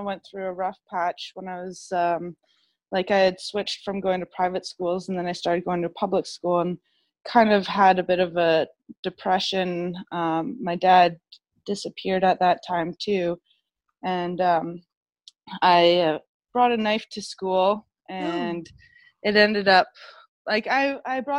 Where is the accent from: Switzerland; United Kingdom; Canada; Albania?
Canada; Victoria, British Columbia; moved away; I'm from Victoria originally